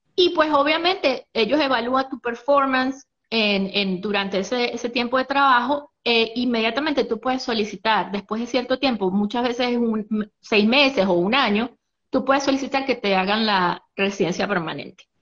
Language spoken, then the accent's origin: Spanish; San Cristóbal, Táchira, Venezuela; moved away as an adult; also born or lived in Athens, Georgia, United States; now in Marietta, United States; yo soy soy de San Cristóbal, estado Táchira